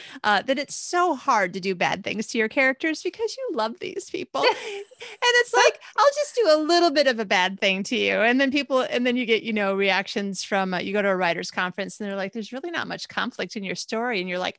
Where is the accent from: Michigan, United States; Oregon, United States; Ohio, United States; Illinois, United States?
Michigan, United States; also born or lived in Arizona / California / Australia; I was actually not born in Michigan, but we were pretty much born and raised in Michigan and then lived in Arizona and then California.